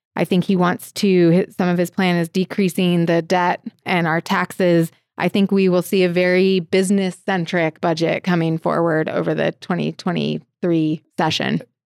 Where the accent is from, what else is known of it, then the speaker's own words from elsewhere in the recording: Portland, Oregon, United States; also born or lived in Missoula, Montana / Denver, Colorado; now in Helena, United States; I am originally from Portland, Oregon